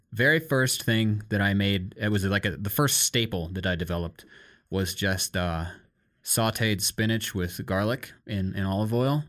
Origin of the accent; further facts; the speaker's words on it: Iowa, United States; growing up in Iowa and America